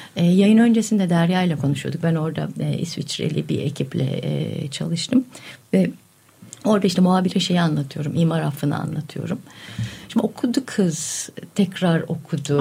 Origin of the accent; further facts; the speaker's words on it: Yalova, Turkey; ben Yalovalıyım